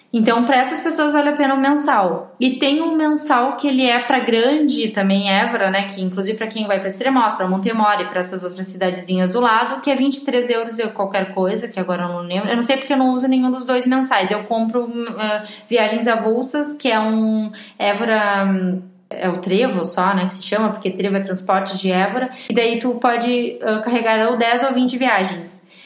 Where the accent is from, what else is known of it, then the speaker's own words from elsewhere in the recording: Brazil; accent: Brazilian; moved away as an adult; now in Portugal; o meu sotaque é brasileiro? Elas veem que eu sou brasileira